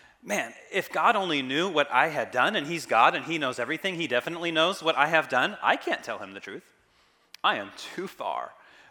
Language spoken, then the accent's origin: English; Kansas, United States; now in California, United States; I didn't grow up in California. I grew up in Kansas.